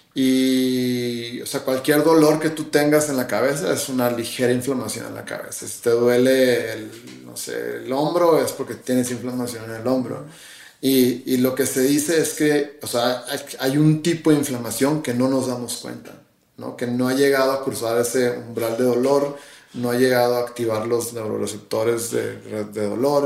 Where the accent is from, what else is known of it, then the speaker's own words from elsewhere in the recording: Sonora Desert, Mexico; Yo soy del desierto de Sonora